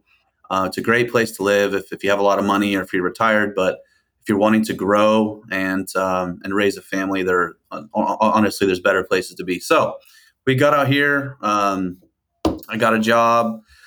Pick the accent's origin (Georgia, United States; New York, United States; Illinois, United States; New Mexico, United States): New Mexico, United States; moved away as an adult; also born or lived in Plano, Texas; now in Conroe, United States; I was born in Plano, born and raised into a Dallas Cowboy family. So I'm a cowboy at heart. I moved to New Mexico when I was about 10. My dad moved me out there. So I spent a lot of time out in New Mexico in different parts.